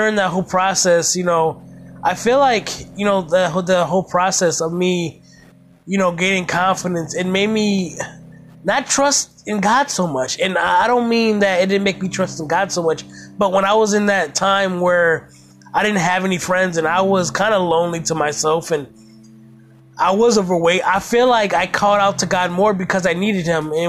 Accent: Toledo, Ohio, United States; I grew up in Toledo, Ohio

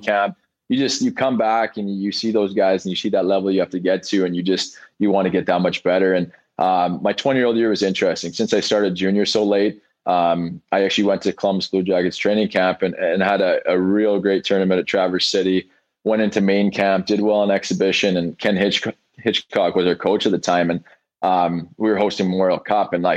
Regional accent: Brandon, Manitoba, Canada; I was born and raised in Brandon, Manitoba

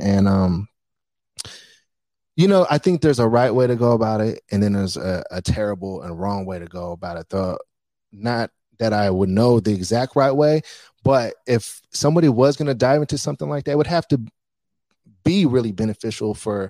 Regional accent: Bay Area, California, United States; now in Las Vegas, United States; I'm from the Bay Area

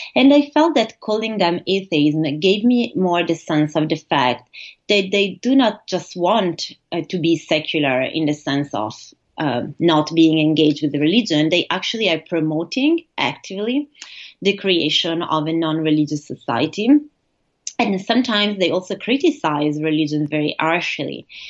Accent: Italy; also born or lived in United States; now in Bochum, Germany; I am originally from Italy. I studied in the US and I'm currently based in Germany in the city of Bochum near Dusseldorf

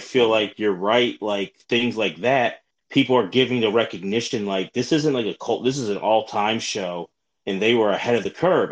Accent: Philadelphia, Pennsylvania, United States; I'm from Philly

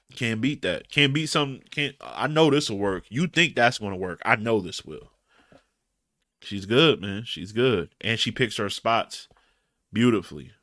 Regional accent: Detroit, Michigan, United States; I'm from Detroit. I'm west side Detroit

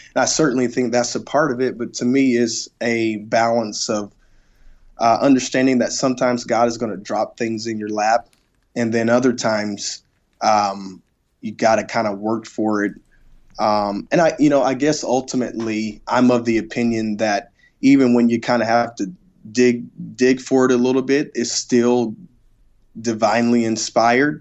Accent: South Mississippi, United States; the church that I grew up at in South Mississippi

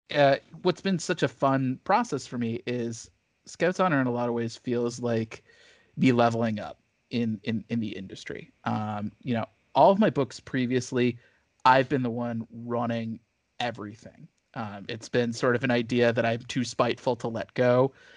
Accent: Missouri, United States; moved away; I grew up, I grew up in Missouri

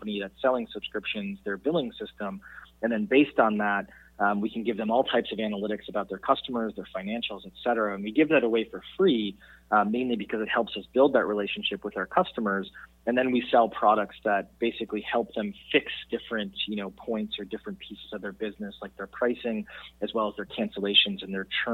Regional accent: Wisconsin, United States; growing up in Wisconsin

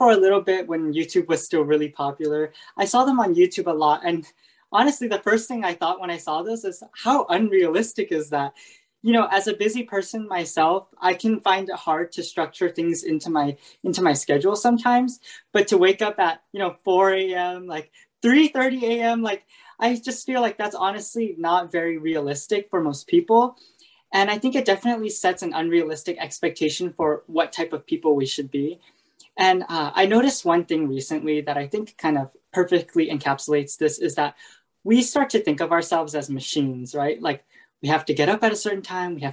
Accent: California, United States; I'm from the California area

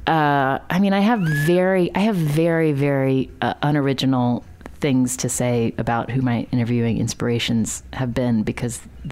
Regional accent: West Virginia, United States; growing up in West Virginia

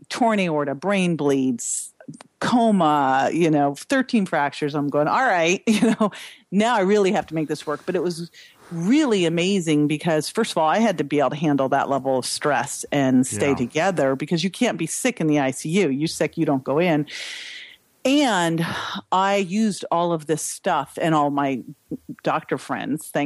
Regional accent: Berkeley, California, United States; I grew up in Berkeley

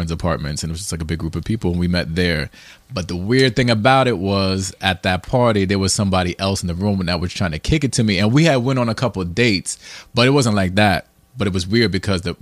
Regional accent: New Jersey, United States; moved away; I'm from the Burbs in Jersey

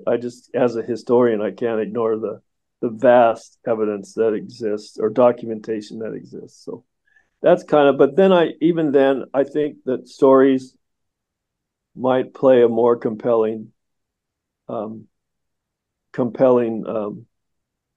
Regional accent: Washington, United States; moved away; I'm from Washington originally

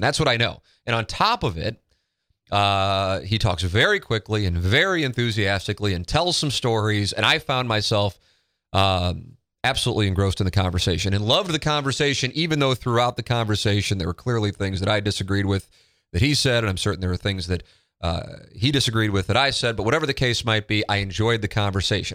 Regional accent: St. Louis, Missouri, United States; Now I grew up in South City.

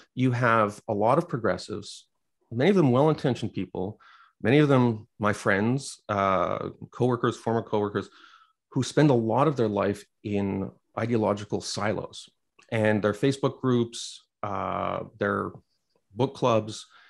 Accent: Quebec, Canada; born or raised there

